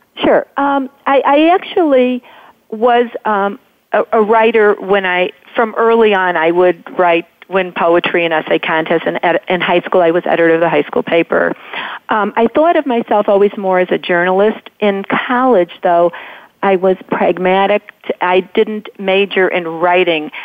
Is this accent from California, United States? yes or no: no; Chicago suburbs, Illinois, United States; I'm from the Chicago suburbs, but but the same thing, you know, greater metropolitan Chicago